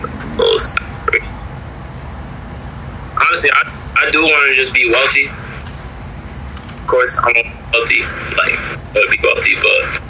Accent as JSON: {"language": "English", "town": "Bridgeport", "region": "Connecticut", "country": "United States", "tie": "born or raised there", "also_born_or_lived": "Derby, Connecticut", "said": "growing up in Bridgeport"}